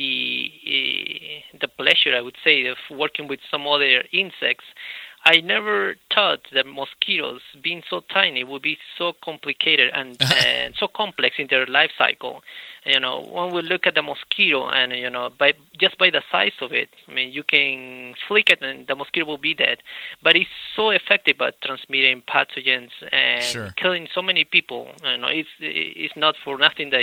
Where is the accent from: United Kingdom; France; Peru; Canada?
Peru; moved away as an adult; also born or lived in Idaho / California / Maryland; now in United States; I'm originally from Peru